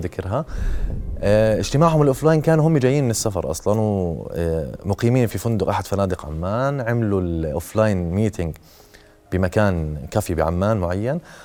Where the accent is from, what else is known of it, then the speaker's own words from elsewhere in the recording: Syria; now in Jordan; انا الواحد سوري